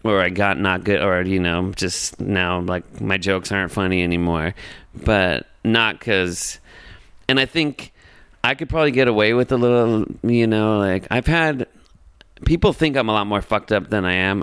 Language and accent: English; Los Angeles, California, United States; I was born and raised in Los Angeles